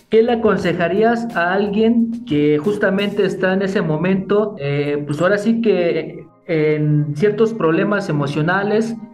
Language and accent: Spanish; State of Mexico, Mexico; yo soy de aquí del Estado de México